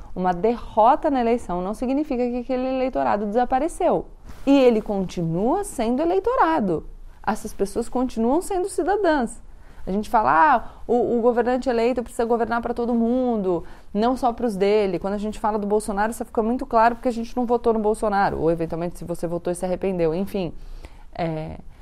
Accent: Brazil; a gente, como brasileiro, também ouve diariamente na nossa política aqui no Brasil

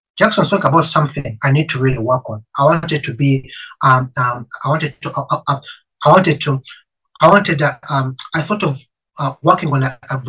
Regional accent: Uganda; moved away as an adult; now in United Kingdom; I'm an African. I come from Africa. I'm Ugandan.

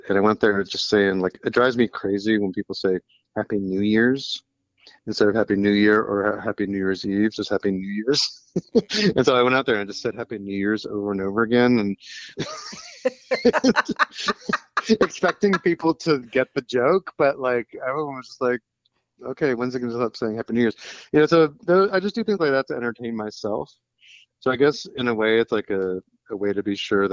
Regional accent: University City, Missouri, United States; I grew up in St. Louis, Missouri, and are in a suburb called University City or U City

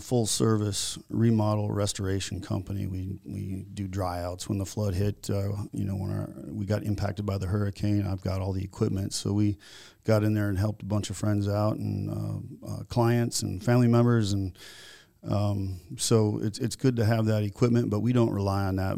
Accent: Naples, Florida, United States; also born or lived in Virginia, Minnesota / Minneapolis, Minnesota; in nineteen seventy-nine, we moved to Naples, Florida

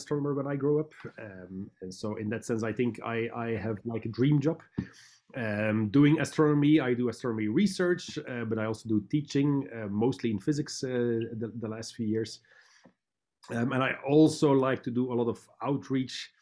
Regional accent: Belgium; moved away as an adult; also born or lived in Portugal / California; now in London, Canada; I'm originally from Belgium

